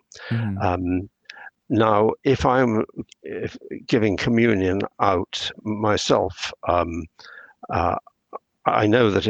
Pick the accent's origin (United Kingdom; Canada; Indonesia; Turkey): United Kingdom; England; I'm speaking as an English person in English culture